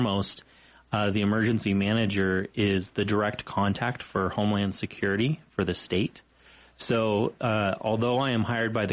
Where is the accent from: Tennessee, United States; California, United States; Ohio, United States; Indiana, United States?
California, United States; Redlands; moved away as an adult; also born or lived in Texas / Wyoming; now in Sheridan, United States; I was born in Texas, but grew up in Redlands, California, and graduated from school there